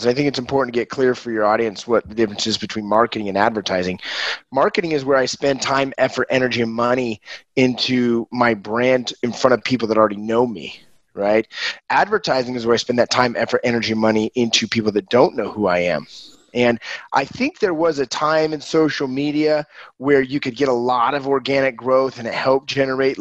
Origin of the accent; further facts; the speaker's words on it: Ogden, Utah, United States; also born or lived in Brazil; Just north of Salt Lake. I'm in Ogden. My hometown is Ogden.